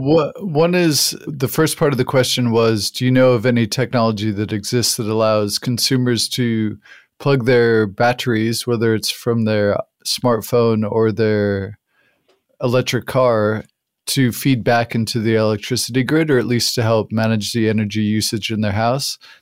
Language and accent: English; New Mexico, United States; I grew up in the United States in the Southwest in New Mexico